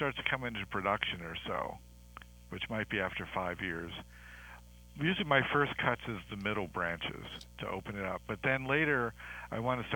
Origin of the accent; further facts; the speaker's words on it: Maryland, United States; moved away; I grew up in Maryland